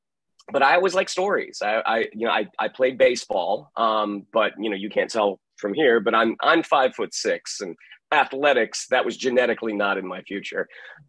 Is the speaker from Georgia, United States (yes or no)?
no; Goose Creek, South Carolina, United States; born there; also born or lived in Orlando; So I was born in a small town in South Carolina outside of Charleston called Goose Creek. My father was in the Navy, but then we got transferred to Orlando when I was 5 years old.